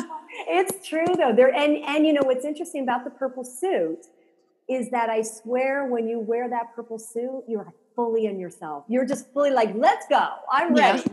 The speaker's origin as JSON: {"language": "English", "area": "Silicon Valley", "region": "California", "country": "United States", "tie": "born or raised there", "said": "I grew up in Silicon Valley"}